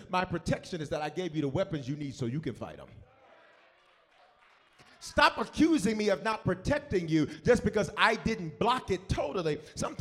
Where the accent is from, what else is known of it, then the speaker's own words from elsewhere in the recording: Memphis, Tennessee, United States; moved away; I was born in different, raised in Memphis. I was raised in the South